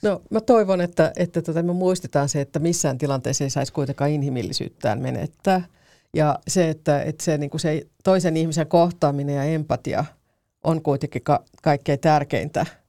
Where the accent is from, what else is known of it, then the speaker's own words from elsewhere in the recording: Karkkila, Uusimaa, Finland; Mä oon Karkkilasta kotoisin